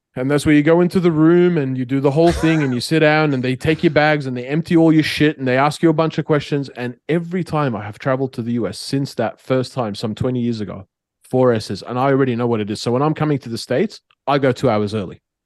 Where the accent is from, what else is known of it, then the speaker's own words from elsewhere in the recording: Australia; now in Middle East; I'm Australian